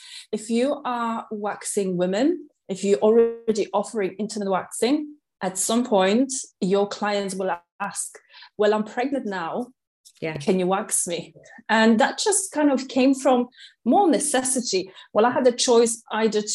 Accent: Katowice, Silesian Voivodeship, Poland; English is a second language; moved away as an adult; now in London, United Kingdom; in 2006, I arrived to London from Poland, from city Katowice, and I got a job

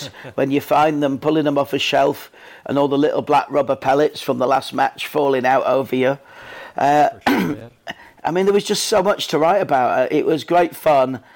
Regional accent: Leeds, Yorkshire and the Humber, United Kingdom; I grew up in Leeds

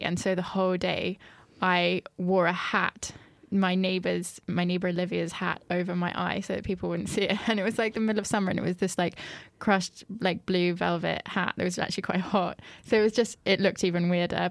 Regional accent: France; moved away; I grew up in France

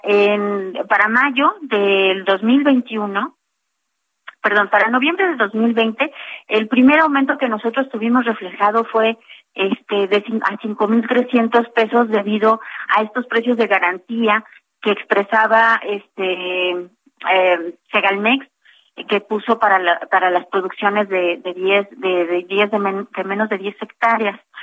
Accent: Mexico; como mexicanos

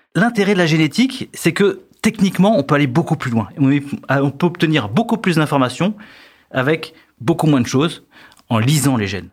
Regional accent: France; Chez nous, en France

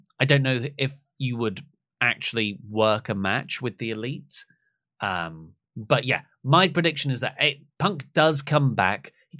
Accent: East of England, United Kingdom; I'm from the UK. I'm still … here. I'm from the UK. I'm from Essex.

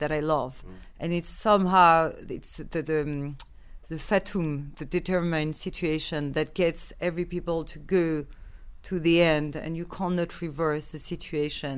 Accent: Paris, Île-de-France, France; I grew up in Paris.

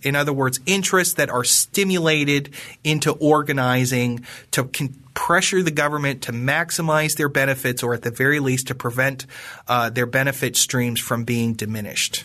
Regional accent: Western Pennsylvania, United States; I come from, I come from Western Pennsylvania, which was the home of the Whiskey Rebellion, and that's sort of in my bones and in my blood

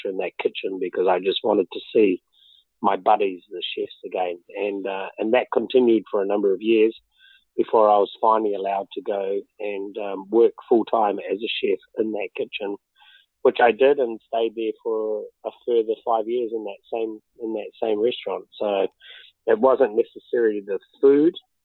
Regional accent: Auckland, New Zealand; moved away as an adult; also born or lived in London; I was brought up in West Auckland, born in an area called Massey, and then I was on a poultry farm. And then when we were 10, we moved to Henderson Valley, so West Auckland all my life

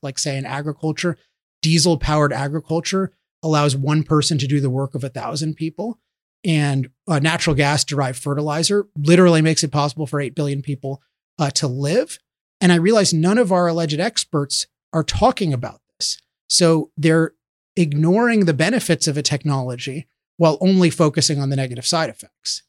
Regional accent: Chevy Chase, Maryland, United States; I grew up near here in Chevy Chase, Maryland

